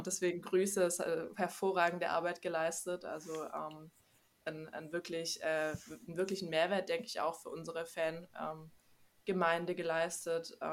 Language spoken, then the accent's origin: German; Stuttgart, Baden-Württemberg, Germany; ich komme aus Stuttgart, ähm, bin hier auch geboren und ausgewachsen